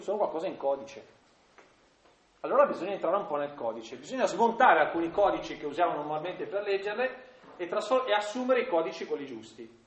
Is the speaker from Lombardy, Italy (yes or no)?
yes; Milan area, Lombardy, Italy; accent: Milanese; dalle mie parti si dice, guarda Gesù, ve lo dico in, in dialetto, che avest, in dialetto milanese